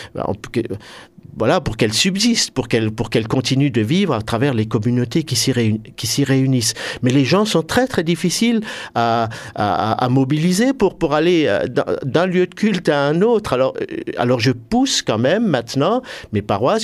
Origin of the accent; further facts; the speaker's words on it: Hœrdt, Grand Est, France; je suis originaire de Heurte